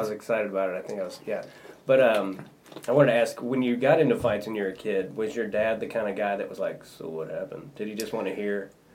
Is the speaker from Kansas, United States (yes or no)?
yes; Kansas, United States; I was in six A, which is the biggest division for Kansas